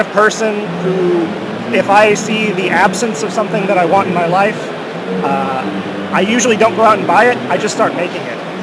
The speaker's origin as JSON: {"language": "English", "region": "Oklahoma", "country": "United States", "said": "so I'm from Oklahoma."}